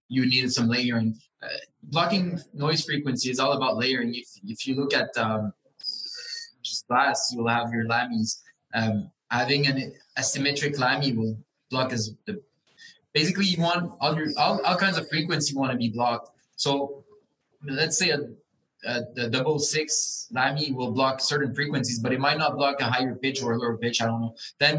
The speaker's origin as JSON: {"language": "English", "region": "Quebec", "country": "Canada", "said": "I'm from Quebec"}